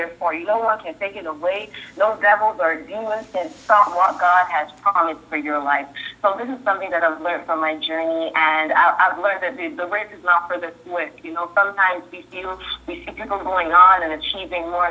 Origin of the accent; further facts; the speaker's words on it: Barbados; moved away; also born or lived in Jamaica / Trinidad / Canada; I was born in Jamaica, raised in Barbados. I lived in Trinidad, and then I migrated to Canada, and now I'm here.